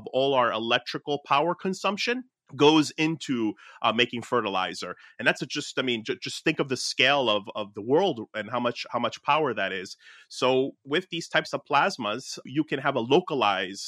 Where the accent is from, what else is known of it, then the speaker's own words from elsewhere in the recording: Newark, New Jersey, United States; my hometown of like Newark, New Jersey